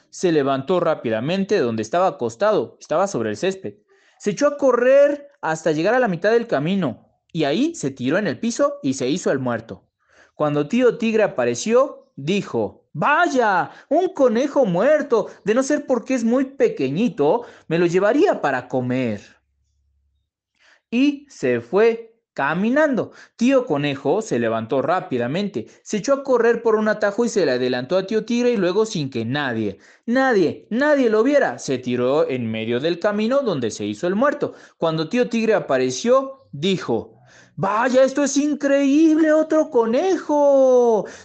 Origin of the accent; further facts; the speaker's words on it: Mexico City, Mexico; Hola, ¿qué tal? … de la Ciudad de México.